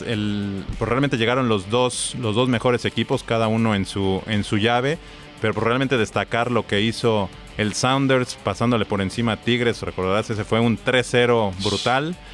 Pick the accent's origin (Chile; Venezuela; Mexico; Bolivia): Mexico; soy mexicano